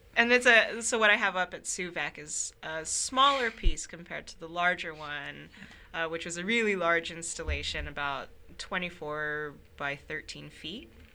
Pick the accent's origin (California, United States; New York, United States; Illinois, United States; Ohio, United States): California, United States; Sacramento; moved away as an adult; now in Minnesota, United States; I come from Sacramento, uh, which is often called the Midwest of California. I moved to Minnesota for graduate school